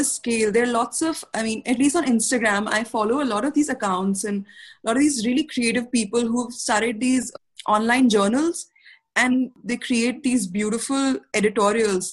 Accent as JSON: {"language": "English", "country": "India", "said": "as an Indian society"}